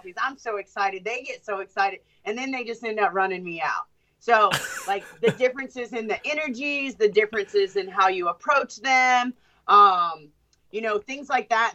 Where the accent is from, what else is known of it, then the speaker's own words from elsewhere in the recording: United States; not only am I from the United States of America, I'm a female that works with crocodiles and alligators